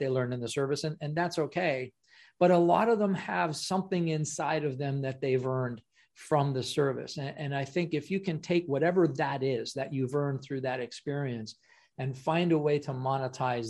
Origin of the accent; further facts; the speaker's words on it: Ottawa, Ontario, Canada; I'm from Canada